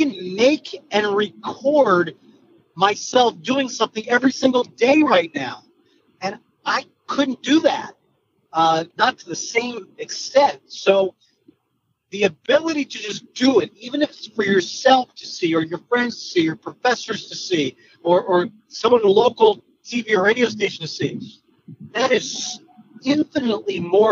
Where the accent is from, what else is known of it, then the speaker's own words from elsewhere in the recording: Pennsylvania, United States; I grew up in Pennsylvania, so I grew up watching the Phillies